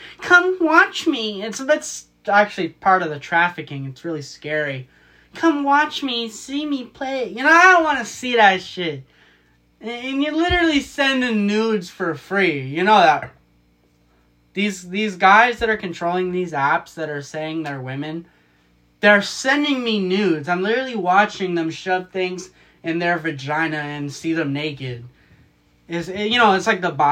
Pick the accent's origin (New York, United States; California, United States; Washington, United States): Washington, United States; Marysville; My hometown is Marysville, Washington